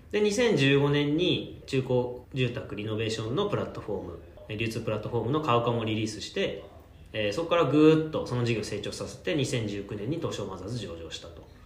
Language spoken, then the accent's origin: Japanese; Yokohama, Kanagawa, Japan; also born or lived in Tokyo; 東京生まれ まあ、神奈川県横浜市育ちなんで、まあ、ほとんど関東地方にずっといるという感じですね